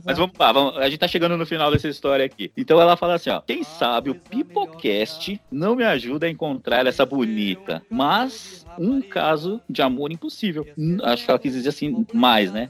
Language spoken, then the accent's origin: Portuguese; São Paulo, Brazil; eu sou de São Paulo